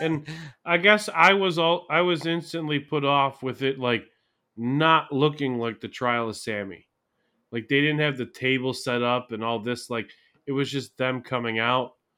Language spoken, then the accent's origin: English; Buffalo, New York, United States; Buffalo, New York, in my hometown